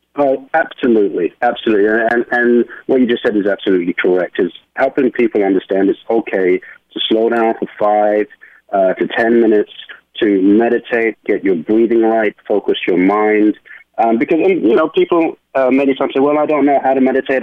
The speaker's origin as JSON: {"language": "English", "region": "London", "country": "United Kingdom", "moved": "as an adult", "lives_now": "New York, United States", "said": "I am originally from London, England, and I uh, moved to New York uh, in my 20s"}